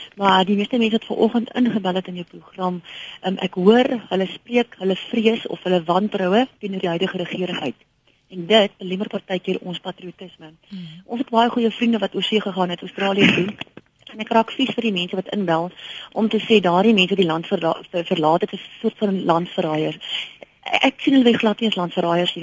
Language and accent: Afrikaans; South Africa; ek is 'n Suid-Afrikaner